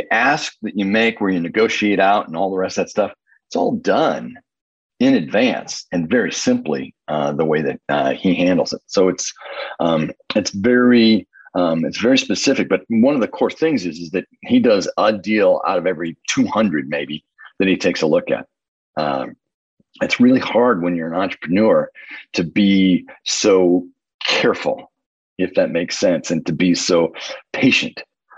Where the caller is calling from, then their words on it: Indianapolis, Indiana, United States; I'm in Indianapolis, Indiana